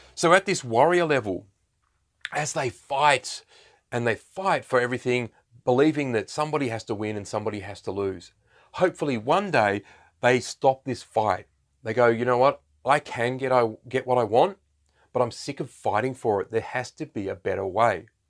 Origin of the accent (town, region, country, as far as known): Australia